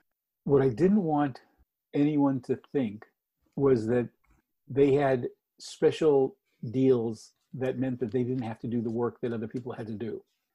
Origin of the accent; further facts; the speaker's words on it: Boston, Massachusetts, United States; also born or lived in Istanbul, Turkey; I was born in right outside of Istanbul, Turkey. And there was a bridge there. Then my mom and dad, my mother was Greek Bostonian, so we moved to Boston, and there was a great bridge there that I would see.